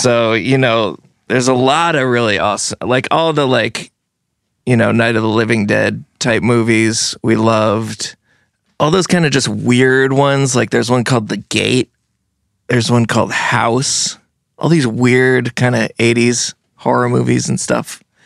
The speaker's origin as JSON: {"language": "English", "town": "Brattleboro", "region": "Vermont", "country": "United States", "tie": "born or raised there", "also_born_or_lived": "New Jersey", "said": "I was born in Brattleboro, and then we moved to New Jersey, where my parents are from, for about seven years. So that's, like, really, like, my childhood, childhood. And then when I, we came back to Brattleboro"}